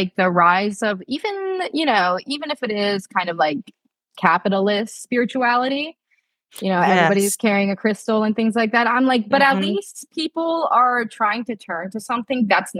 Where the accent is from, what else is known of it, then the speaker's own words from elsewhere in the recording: Japan; now in United States; like I come from Japan where like drug usage is very low.